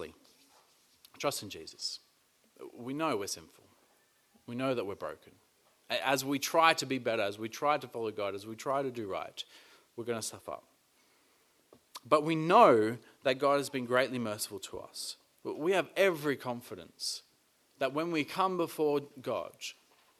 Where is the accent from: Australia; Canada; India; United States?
Australia; being Australian